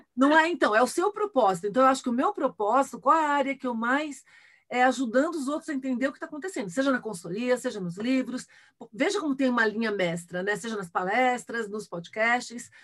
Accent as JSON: {"language": "Portuguese", "country": "Brazil", "accent": "Brazilian", "said": "já passei por preconceito de ser brasileira, por exemplo, no exterior, nos Estados Unidos"}